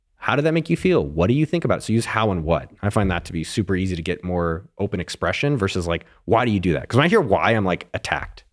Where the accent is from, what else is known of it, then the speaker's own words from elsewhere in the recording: Silicon Valley, California, United States; I grew up in Silicon Valley.